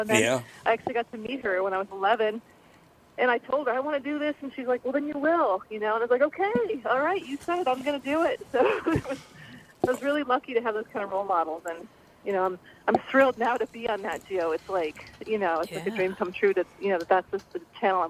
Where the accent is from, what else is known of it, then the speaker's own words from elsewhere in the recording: Indiana, United States; I grew up in Indiana, so, you know, there'd be raccoons and skunks and who knows what.